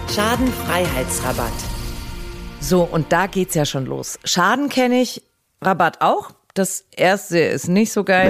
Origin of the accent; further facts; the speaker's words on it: Augsburg, Bavaria, Germany; meine Heimatstadt Augsburg